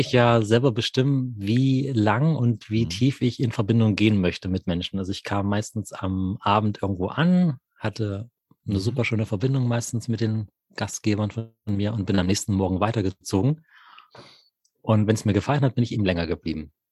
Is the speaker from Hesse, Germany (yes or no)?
no; Munich, Bavaria, Germany; moved away as an adult; also ich bin einfach wieder da, München, meine alte Heimat